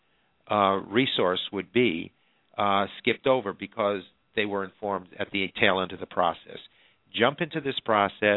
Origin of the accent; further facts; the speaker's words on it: New York, United States; New York, my home state